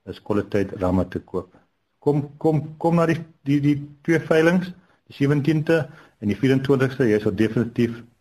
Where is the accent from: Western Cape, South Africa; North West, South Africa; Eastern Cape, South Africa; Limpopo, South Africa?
Eastern Cape, South Africa; Ek kom van Nanstuurdag in Klipplaasse area.